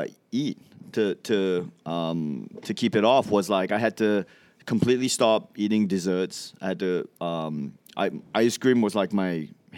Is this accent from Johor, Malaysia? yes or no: yes; Johor Bahru, Johor, Malaysia; also born or lived in Singapore / Melbourne, Australia; now in United States; I'm from Johor Bahru in Malaysia, which is a bridge away from Singapore.